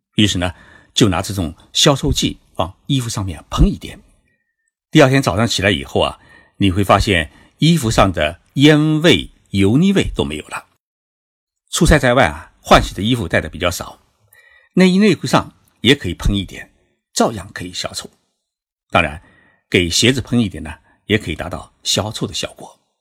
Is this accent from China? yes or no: yes; China; 而我们中国人呢喜欢冲澡